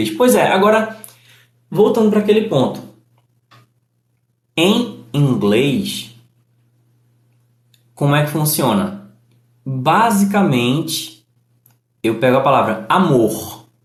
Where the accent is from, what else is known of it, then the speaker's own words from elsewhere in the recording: Northeast Region, Brazil; por exemplo, você deve perceber, sou do Nordeste e, e eu estou buscando falar de modo que o meu sotaque não chame mais atenção do que o conteúdo.